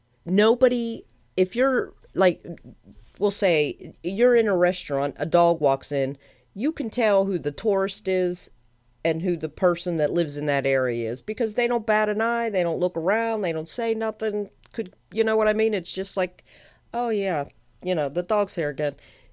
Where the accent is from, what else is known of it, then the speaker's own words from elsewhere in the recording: Pittsburgh, Pennsylvania, United States; It doesn't help that, or hurt, actually, that I'm from Pittsburgh, so Fred's a big deal here.